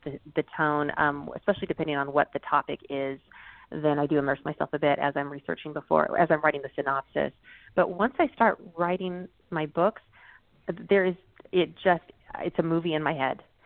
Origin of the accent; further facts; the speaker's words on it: United States; growing up you know he didn't even want us to speak japanese didn't want to teach right. us that until later in life because he was so proud of us being american